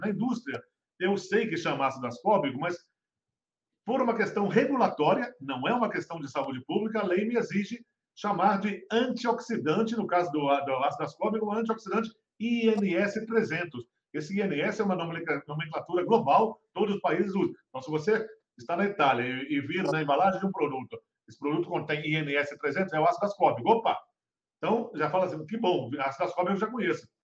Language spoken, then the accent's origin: Portuguese; Minas Gerais, Brazil; eu fui criado em Minas Gerais